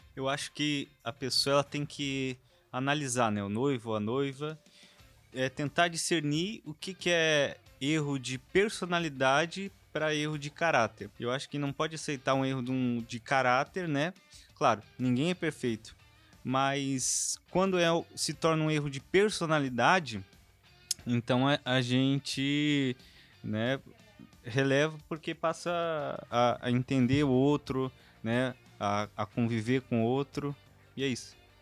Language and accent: Portuguese; Porto Alegre, Rio Grande do Sul, Brazil; moved away; como sou de Porto Alegre